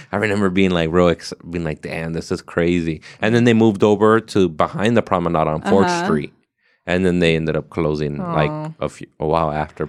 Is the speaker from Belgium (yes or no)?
no; Ontario, Canada; I'm from Ontario, yeah.